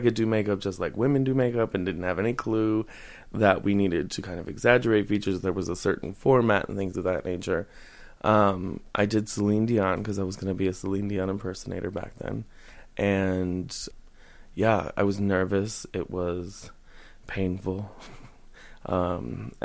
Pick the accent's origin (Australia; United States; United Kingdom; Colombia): United States; South Bend, Indiana; now in Bloomington, United States; I am from South Bend, Indiana.